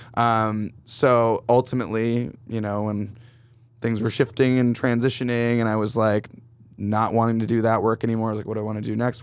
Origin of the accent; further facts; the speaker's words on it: Canandaigua, New York, United States; now in Brooklyn, United States; I'm from outside of Rochester, New York, originally, upstate, um, Canandaigua, to be specific